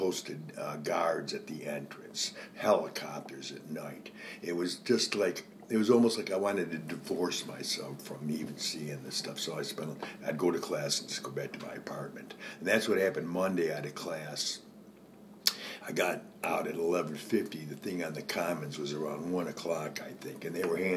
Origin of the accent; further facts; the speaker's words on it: Rochester, United States; moved away as an adult; also born or lived in Kent, Ohio; I'm from Rochester